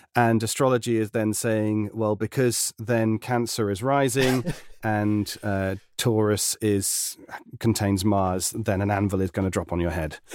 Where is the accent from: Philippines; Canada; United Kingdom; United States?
United Kingdom; being a Brit in a very American dominated sector